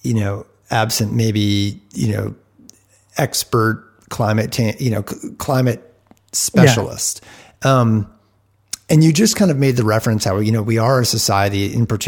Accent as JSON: {"language": "English", "region": "East Coast", "country": "United States", "tie": "born or raised there", "also_born_or_lived": "Rutland, Vermont (family)", "moved": "yes", "lives_now": "Bend, United States", "said": "I grew up on the East Coast, and my mom's family is from around the Rutland area"}